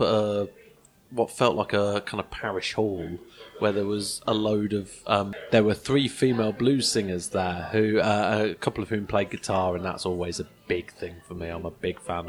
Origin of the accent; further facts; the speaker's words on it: England, United Kingdom; I've come all the way from England.